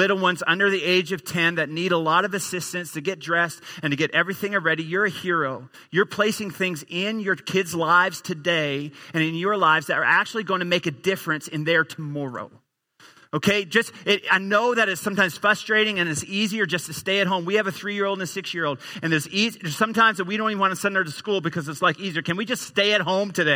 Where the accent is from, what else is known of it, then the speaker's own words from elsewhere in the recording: Newfoundland and Labrador, Canada; moved away as an adult; also born or lived in Edmonton; I grew up in the easternmost province in our country, a little province called Newfoundland.